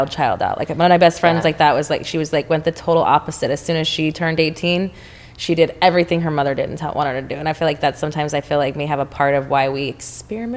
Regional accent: Texas, United States; now in Los Angeles, United States; I'm from Texas

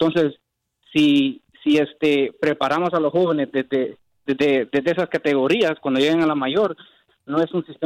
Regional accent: Guatemala; soy de Guatemala

